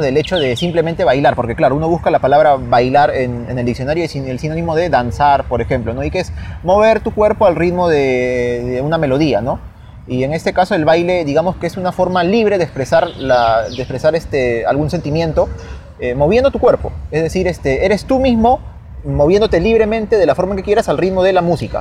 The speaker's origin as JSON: {"language": "Spanish", "country": "Peru", "said": "somos peruanos"}